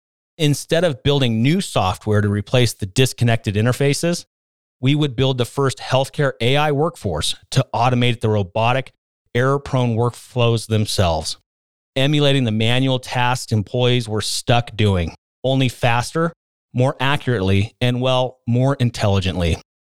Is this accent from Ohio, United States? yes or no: yes; Ohio, United States; I was drawn in by the prescription drug abuse problem that consumed my hometown in Ohio and impacted my family personally.